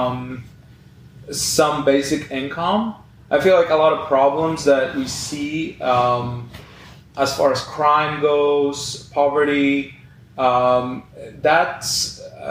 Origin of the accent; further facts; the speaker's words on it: Poland; now in Canada; my home country, Poland, you know, where I'm originally from